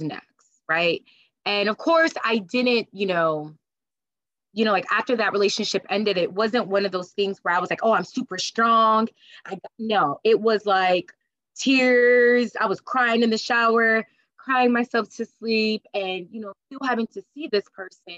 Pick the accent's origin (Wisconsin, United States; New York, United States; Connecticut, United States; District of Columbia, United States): Connecticut, United States; moved away as an adult; now in New Jersey, United States; I grew up in Connecticut and I moved to New Jersey well over 8 years ago